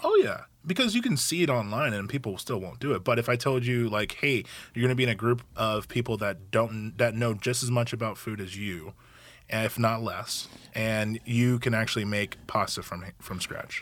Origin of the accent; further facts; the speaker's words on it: Gresham, Oregon, United States; also born or lived in Hawaii; I moved here when I was eleven, grew up in the Gresham area, went to Gresham High School